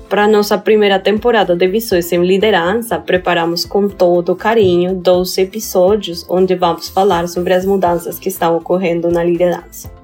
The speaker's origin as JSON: {"language": "Portuguese", "country": "Colombia", "second_language": "Portuguese", "moved": "yes", "said": "você já percebeu pelo meu sotaque que eu não sou do Brasil. Algumas pessoas acham que eu sou de Portugal, mas na verdade estou aqui do lado, sou da Colômbia uma colombiana"}